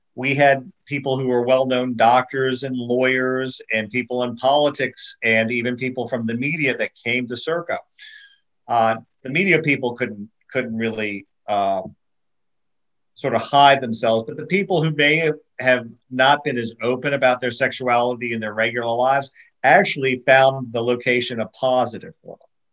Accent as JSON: {"language": "English", "country": "United States", "also_born_or_lived": "Florida", "moved": "as an adult", "lives_now": "Puerto Rico"}